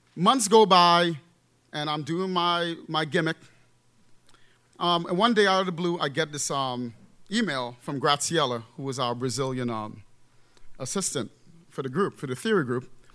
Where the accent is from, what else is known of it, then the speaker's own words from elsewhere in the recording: New York, United States; also born or lived in Trinidad; I was born in Trinidad, and I grew up in the Bronx, New York